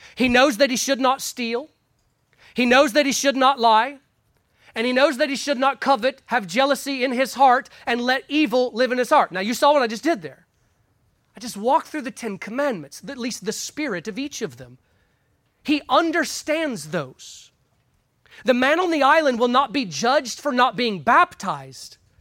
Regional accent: United States; Us growing up in America

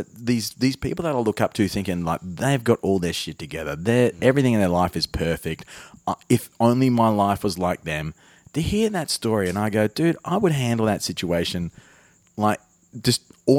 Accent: Armidale, New South Wales, Australia; I'm a dude from Armidale.

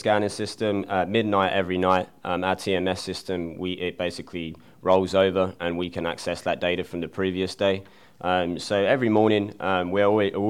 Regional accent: England, United Kingdom; moved away as an adult; now in United States; So originally I'm from England, and I moved over to America in 2010 and attended Butler University

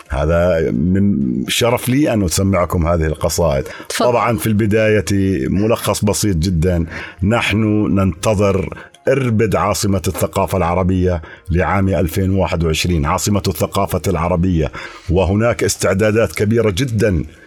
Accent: Al-Nu'aymah, Irbid Governorate, Jordan; أنا من مواليد عام 1968 في بلدة النعيمة

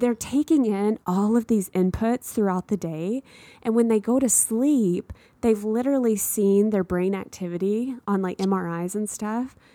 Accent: Texas, United States; moved away; I grew up in a small town in Texas

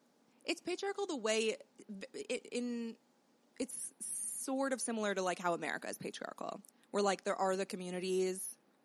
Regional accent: Teaneck, New Jersey, United States; I'm from Teaneck, New Jersey. Mm-hmm. Jerusalem of America. Very religious. Technically, I think it's one of the most diverse towns in New Jersey, but it's very segregated. So I'm from the, like, insular Jewish part.

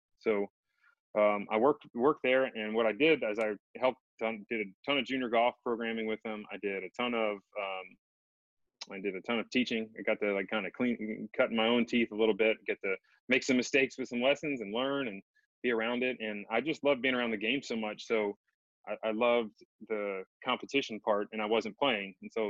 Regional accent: Knoxville, Tennessee, United States; I played in one nationwide event, the Knoxville Open in my hometown, the university at Fox Den Country Club

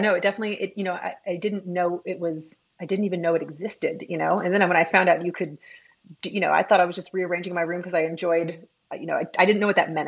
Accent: New York City, New York, United States; moved away as an adult; also born or lived in Michigan / San Francisco; now in Austin, United States; I grew up in New York City

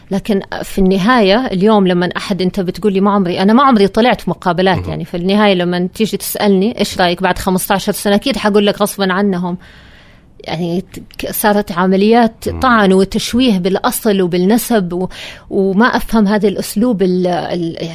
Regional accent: Saudi Arabia; اللي مو عاجبه أنا إعلامية سعودية

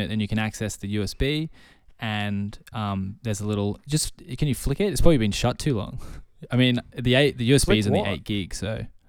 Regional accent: Sydney, New South Wales, Australia; you know, I was originally from Sydney, so I didn't know a single person here.

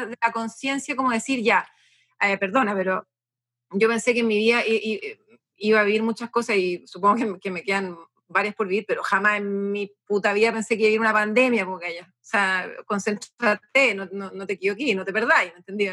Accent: Chile; yo no soy rusa, pues bueno soy, soy, soy bien chilena

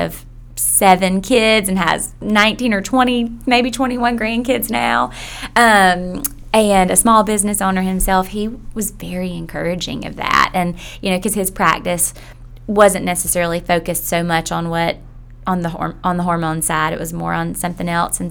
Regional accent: Millen, Georgia, United States; now in Athens, United States; I'm from a small town in South Georgia.

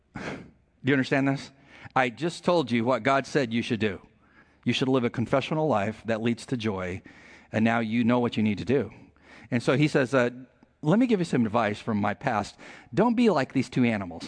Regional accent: San Diego, California, United States; We're from San Diego

